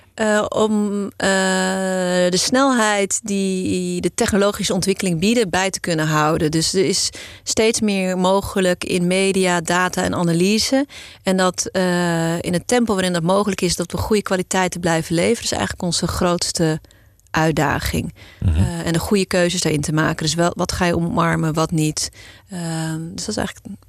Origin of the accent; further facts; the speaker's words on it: Amstelveen, North Holland, Netherlands; also born or lived in South Africa; geboren ooit in Zuid-Afrika, maar eh, eh, opgegroeid in deze regio. geboren en getogen in Amstelveen.